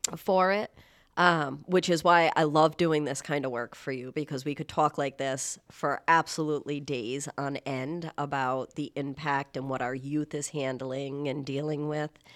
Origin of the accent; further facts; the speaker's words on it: Warwick, Rhode Island, United States; living in Rhode Island and growing up in Warwick